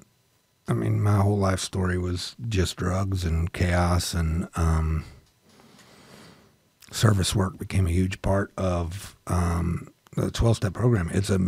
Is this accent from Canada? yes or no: no; Jennings, Missouri, United States; also born or lived in Lincoln County, Missouri; I grew up in poverty and I grew up in Jennings and then moved out to Lincoln County